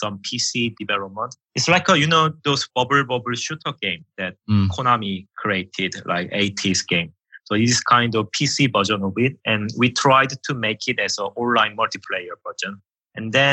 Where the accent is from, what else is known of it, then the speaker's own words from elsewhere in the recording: South Korea; English is a second language; moved away as an adult; also born or lived in United Kingdom; now in Finland; I came from Korea.